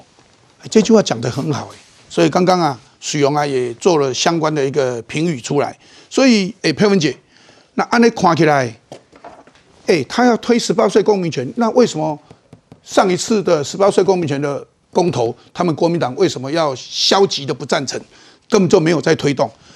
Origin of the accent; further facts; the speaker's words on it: Taiwan; 我们台湾人，中华民国台湾如何保持自己的信心，对自己台湾对这块土地的信心